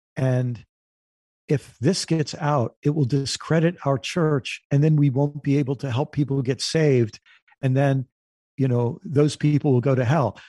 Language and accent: English; United States; I'm an American